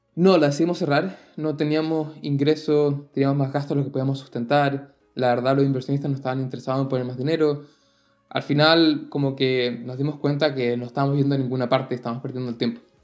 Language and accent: Spanish; Chile; moved away as an adult; nosotros nos encanta decir que salimos de Chile